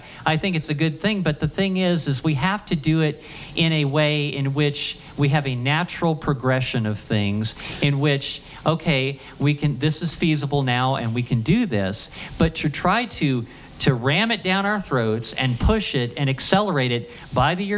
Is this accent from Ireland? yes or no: no; Ohio, United States; I grew up in Ohio